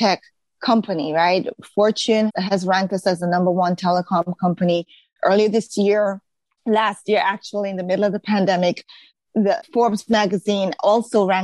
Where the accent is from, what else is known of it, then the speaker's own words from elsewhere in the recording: Jamaica; moved away as an adult; also born or lived in Baltimore, United States; now in United States; I came from Jamaica, right? A country where everybody looked like me, sounded like me